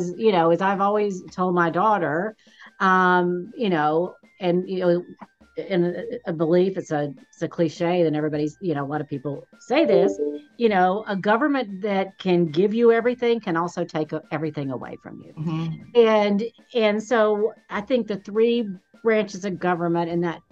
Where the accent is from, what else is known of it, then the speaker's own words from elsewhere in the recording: Alabama, United States; moved away as an adult; now in Washington, United States; I'm originally from Alabama